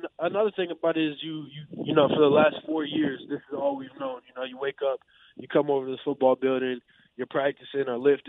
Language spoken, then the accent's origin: English; Madison, Wisconsin, United States; Madison, just with that being my hometown and me growing up and going to some Badger games